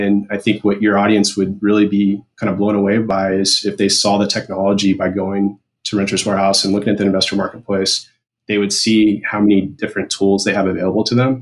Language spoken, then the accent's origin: English; Shawnee, Kansas, United States; moved away as an adult; also born or lived in Louisville, Kentucky / Dallas; now in South Carolina, United States; in Kansas, for example, I was raised in Shawnee, so that's Johnson County